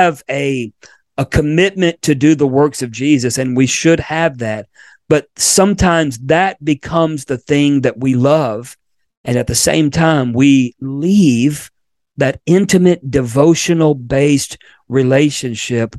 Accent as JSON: {"language": "English", "region": "Florida", "country": "United States", "tie": "born or raised there", "moved": "yes", "said": "my home state of Florida, where I was born"}